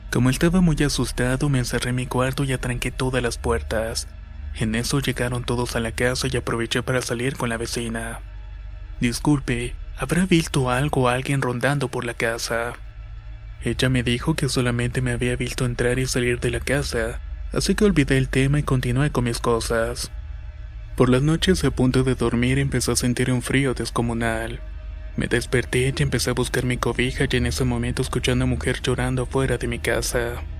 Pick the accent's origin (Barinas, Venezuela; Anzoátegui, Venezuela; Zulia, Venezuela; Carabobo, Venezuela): Carabobo, Venezuela; soy de Carabobo, Venezuela. En la época colonial, este estado fue la capital